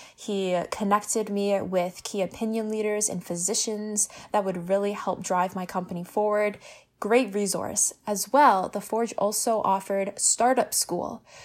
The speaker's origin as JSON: {"language": "English", "town": "Hamilton", "region": "Ontario", "country": "Canada", "tie": "born or raised there", "said": "I am born and raised in Hamilton"}